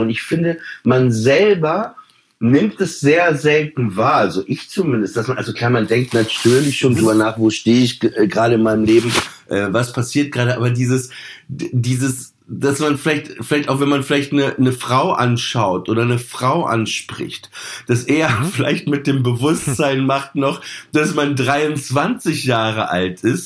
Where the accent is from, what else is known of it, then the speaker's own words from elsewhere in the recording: Papenburg, Lower Saxony, Germany; ich bin in Papenburg aufgewachsen